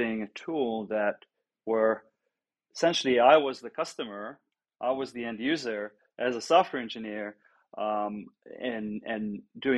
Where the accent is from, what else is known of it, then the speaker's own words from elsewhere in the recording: Israel; moved away; also born or lived in Europe; originally born and raised in Israel, ended up in Europe